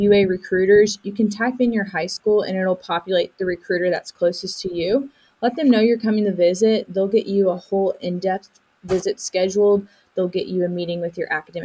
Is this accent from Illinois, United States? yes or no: no; Missouri, United States; now in Alabama, United States; I was actually born and raised in Missouri